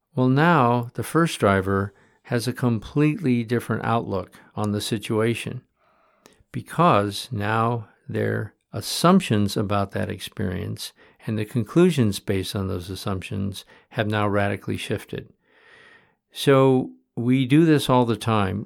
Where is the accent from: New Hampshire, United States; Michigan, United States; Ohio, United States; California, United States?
Michigan, United States; when I was a kid growing up in Michigan